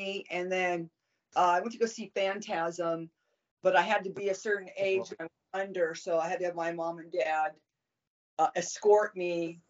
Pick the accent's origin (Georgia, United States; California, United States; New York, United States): California, United States; Southern; growing up in Southern California